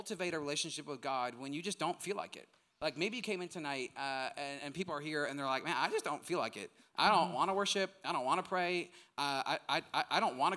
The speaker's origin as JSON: {"language": "English", "region": "Midwest", "country": "United States", "tie": "born or raised there", "said": "I'm from the Midwest."}